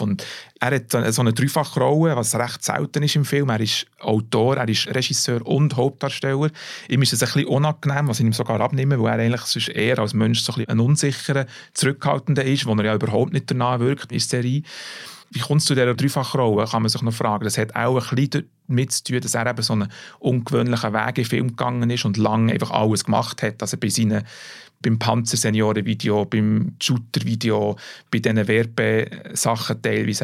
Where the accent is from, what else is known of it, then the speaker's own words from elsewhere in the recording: Bern, Switzerland; als Berner